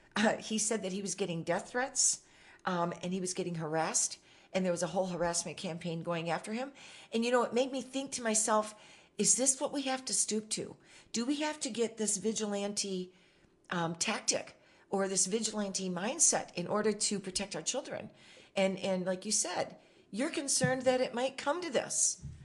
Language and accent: English; Michigan, United States; moved away; I'm from Michigan originally